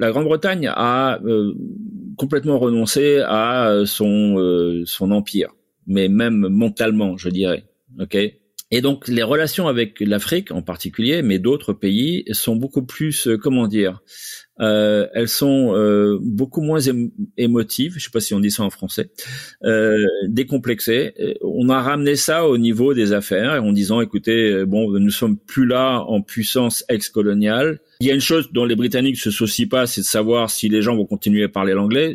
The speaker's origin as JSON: {"language": "French", "town": "Azemmour", "region": "Casablanca-Settat", "country": "Morocco", "tie": "born or raised there", "also_born_or_lived": "El Jadida", "moved": "yes", "lives_now": "Miami, United States", "said": "j'ai grandi euh, sur un domaine euh, agricole qui appartenait à notre famille. Euh, tout près à 5-6 km de Azmour"}